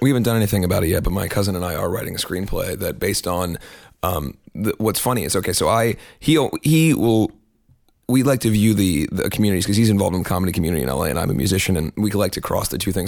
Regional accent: Cincinnati, Ohio, United States; moved away; also born or lived in Kentucky; I was born in Cincinnati. I spent most of my adolescence in Cincinnati

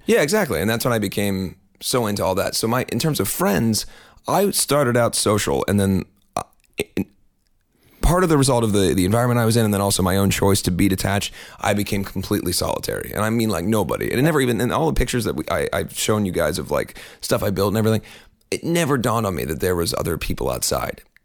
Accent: Cincinnati, Ohio, United States; moved away; also born or lived in Kentucky; I was born in Cincinnati. I spent most of my adolescence in Cincinnati

